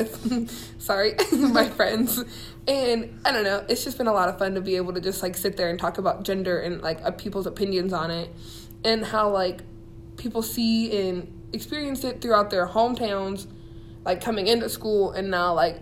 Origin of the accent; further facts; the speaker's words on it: southern Ohio, United States; me coming from, like, my hometown, which is, like, super conservative, Ohio, like, southern, not southern states, but, like, deep enough far south in Ohio